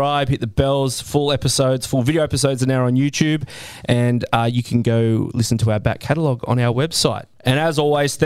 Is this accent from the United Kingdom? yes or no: no; Australia